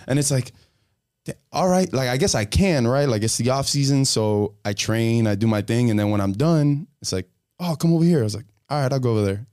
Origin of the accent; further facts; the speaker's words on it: Hialeah, Florida, United States; I'm from Hialeah